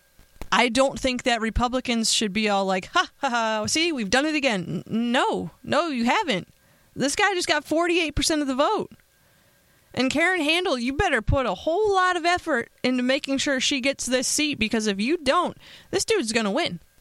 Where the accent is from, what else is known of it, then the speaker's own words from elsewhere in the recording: Pennsylvania, United States; now in Las Vegas, United States; my home state of Pennsylvania